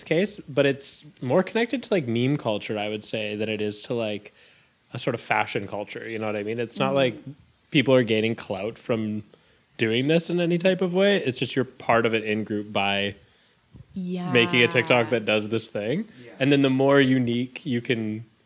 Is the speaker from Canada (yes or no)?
yes; Kamloops, British Columbia, Canada; I'm from Kamloops, British Columbia, the backwoods.